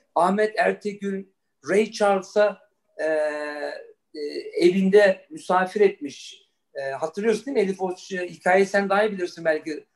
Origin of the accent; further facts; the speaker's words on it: Frankfurt, Hesse, Germany; moved away; also born or lived in New York; ben Almanya doğumluyum. Frankfurt'ta doğdum, büyüdüm.